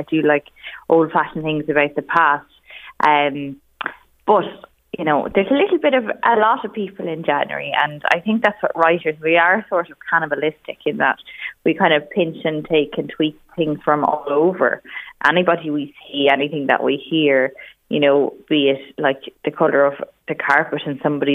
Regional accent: Navan, County Meath, Ireland; I'm from Navan myself.

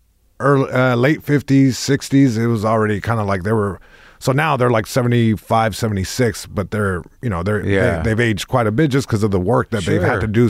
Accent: Long Beach, California, United States; first language es; English is a second language; It's also interesting because even though I was born here in Long Beach, born and raised.

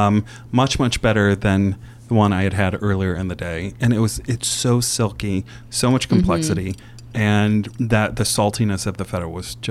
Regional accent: Indiana, United States; I grew up in Indiana. I grew up in Indiana in a cornfield. We ate a lot of farm food, which is very German, salt and pepper, and maybe dried basil on a good day.

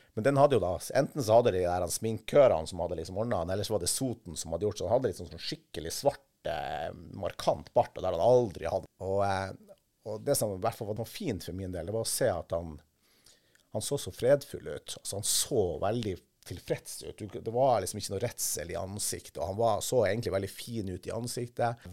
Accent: Kvaløya, Troms, Norway; hjemme på Kvaløya

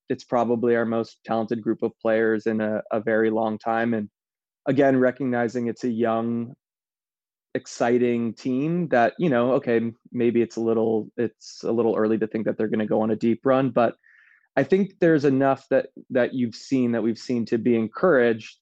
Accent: United States; as an American

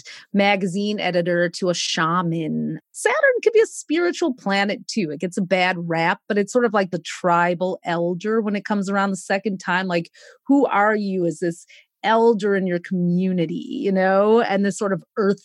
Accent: Detroit, Michigan, United States; we have this like steak and potatoes side of us with a good glass of red wine from growing up in Detroit, Michigan

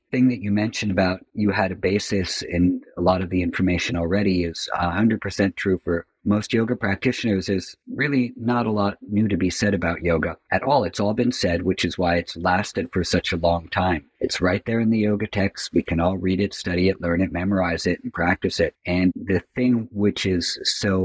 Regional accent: New York City, New York, United States; I'm from New York City

